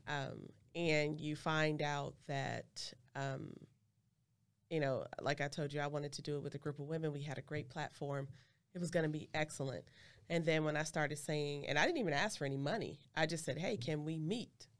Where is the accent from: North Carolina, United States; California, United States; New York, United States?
California, United States; I'm from Cali